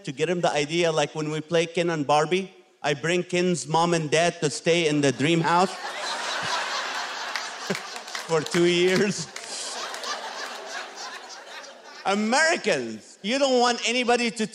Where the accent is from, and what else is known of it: Kuwait; born or raised there; also born or lived in Nazareth, Israel; now in Corona, United States